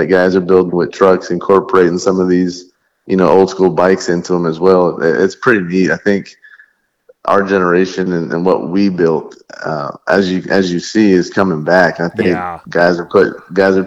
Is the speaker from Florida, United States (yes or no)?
yes; Orlando, Florida, United States; moved away as an adult; now in Texas, United States; I grew up in Florida, Orlando, for the most part.